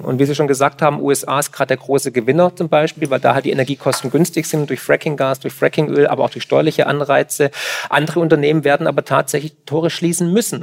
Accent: Swabia, Germany; ich komme aus dem Schwabenland

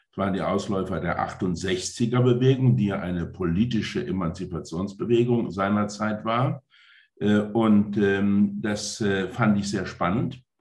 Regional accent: Saarland, Germany; moved away as an adult; als ich 1990 äh, mit meinem kleinen Ford Escort aufgebrochen bin aus dem Saarland nach Brüssel, da bin ich aus einer eher ländlichen äh, Bergarbeitergemeinde aufgebrochen in eine europäische Großstadt

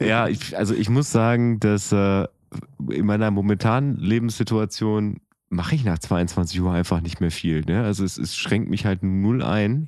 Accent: Oerlinghausen, North Rhine-Westphalia, Germany; in meiner Heimatstadt äh, in Oerlinghausen

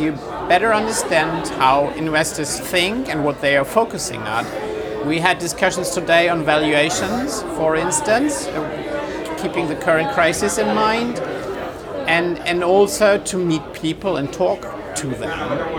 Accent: Hesse, Germany; from the Rhine-Main area in Germany

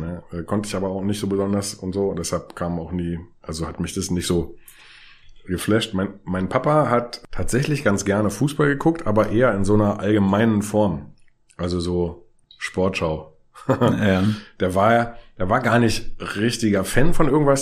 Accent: Berlin, Germany; also born or lived in England; ich bin in Karlshorst zur Schule gegangen, hätte eine Dreiviertelstunde oder eine Stunde fast nach Hause nach Friedrichshain gebraucht

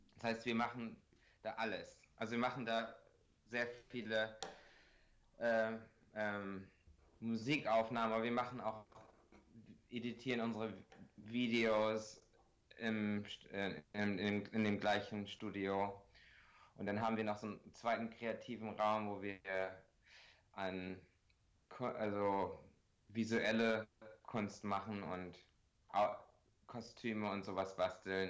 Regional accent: Bremen, Germany; accent: Bremer Akzent; also born or lived in Regensburg; now in Los Angeles, United States; dann bin ich halt in Deutschland so halbdeutsch aufgewachsen

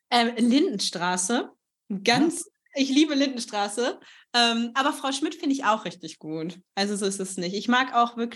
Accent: Bockenem, Lower Saxony, Germany; weil ich komme eigentlich aus Niedersachsen

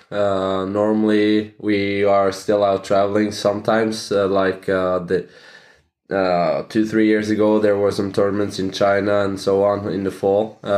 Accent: Norway; English is a second language; I'm 25 uh, years old and I'm from Norway.

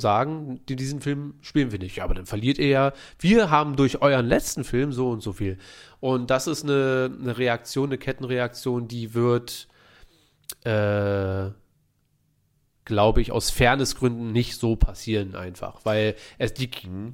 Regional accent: Berlin, Germany; wir sind Berliner

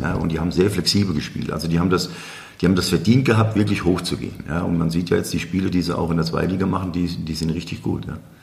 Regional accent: Aschaffenburg, Bavaria, Germany; ich bin mit Felix hier groß geworden in der Parallelstraße

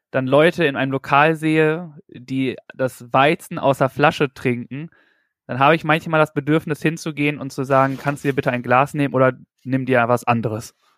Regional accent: North Rhine-Westphalia, Germany; ich komme aus Nordrhein-Westfalen

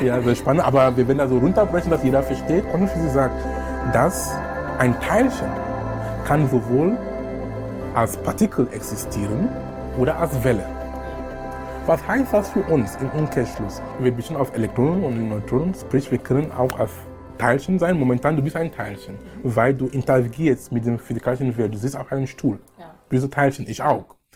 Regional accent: Cameroon; German is a second language; moved away as an adult; also born or lived in Darmstadt, Germany / Munich, Germany / Essen, Germany; now in Germany; Ich bin gebürtiger Kameruner. Ich lebe in Deutschland seit über 19 Jahren jetzt. Ich bin damals gekommen, um zu studieren. Ich konnte kein Deutsch sprechen

